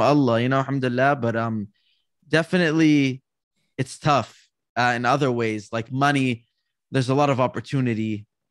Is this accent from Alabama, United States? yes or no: no; California, United States; also born or lived in New York; I grew up here in California around my family